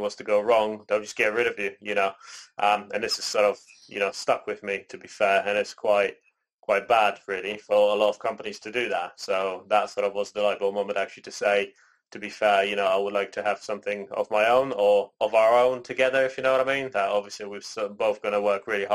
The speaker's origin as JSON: {"language": "English", "country": "Canada", "tie": "born or raised there", "also_born_or_lived": "Poland", "moved": "yes", "said": "I was born in Poland, raised in Canada, and now I'm here with both of my parents."}